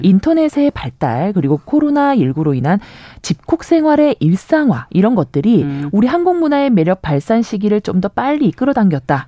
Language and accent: Korean; Busan, South Korea; 저는 제가 부산 출신이다 보니까